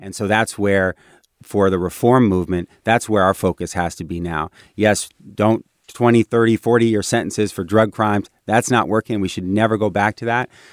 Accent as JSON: {"language": "English", "area": "Bay Area", "region": "California", "country": "United States", "tie": "born or raised there", "said": "I'm very much a Bay Area kid."}